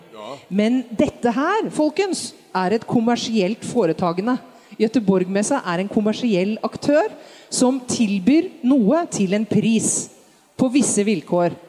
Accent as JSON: {"language": "Norwegian", "country": "Norway"}